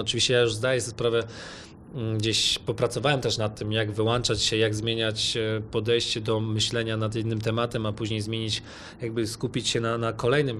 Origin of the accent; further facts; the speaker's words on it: Poland; moved away; pochodzę z Polski